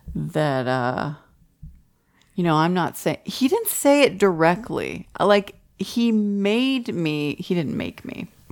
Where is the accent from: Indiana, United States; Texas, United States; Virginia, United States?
Texas, United States; Allen; moved away; also born or lived in Oak Lawn; we grew up in Allen, or we, we went to Allen High School